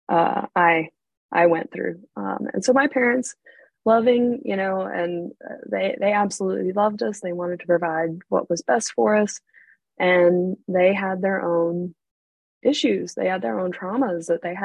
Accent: North Carolina, United States; also born or lived in Arizona / England; I was born in Arizona out west. I actually lived in England for a little while when I was a baby, but eventually landed with my family in North Carolina, which is on the East Coast, about 6 hours south of D.C. We moved here in the early 80s. So when I was a very small child, I don't really remember living anywhere else

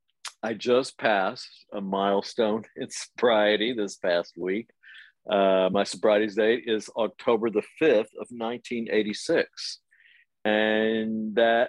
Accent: Amarillo, Texas, United States; now in Paris, France; I grew up in Amarillo, Texas

